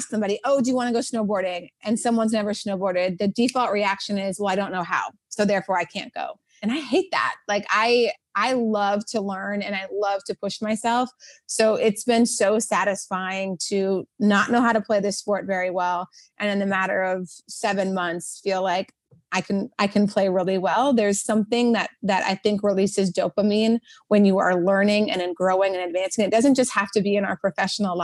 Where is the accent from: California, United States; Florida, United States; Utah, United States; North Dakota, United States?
North Dakota, United States; moved away; also born or lived in Washington, D.C.; I grew up in North Dakota, so there was no beach volleyball there